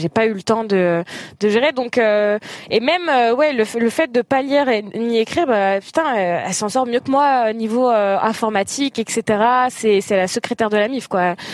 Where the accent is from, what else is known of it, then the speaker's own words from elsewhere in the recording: Algeria; Ça veut dire que je suis algérienne et célibataire.